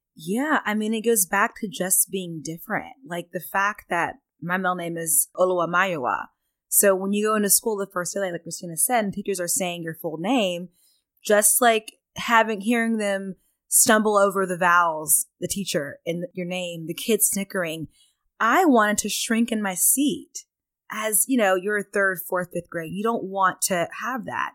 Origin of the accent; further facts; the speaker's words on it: Pflugerville, Texas, United States; I'm Southern, I'm from Texas